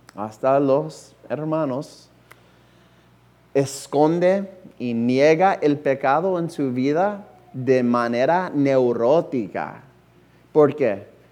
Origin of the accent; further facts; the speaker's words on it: United States; Spanish is a second language; como norteamericano